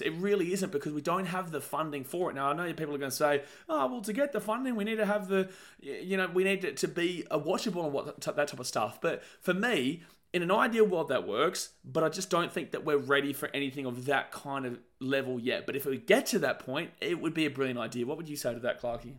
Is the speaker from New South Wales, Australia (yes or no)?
no; Gold Coast, Queensland, Australia; We're from the Gold Coast. This is where our family lives. This is where we live